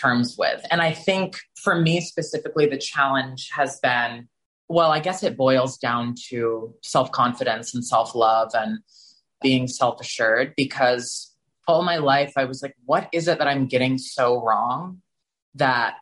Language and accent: English; Texas, United States; moved away; growing up in Texas as a gay male